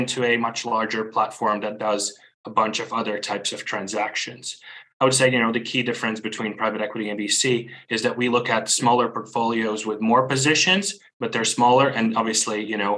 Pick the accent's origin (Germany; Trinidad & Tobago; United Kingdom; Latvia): Latvia; Riga; moved away as an adult; also born or lived in Beijing, China; now in Hong Kong; I'm originally from Riga, Latvia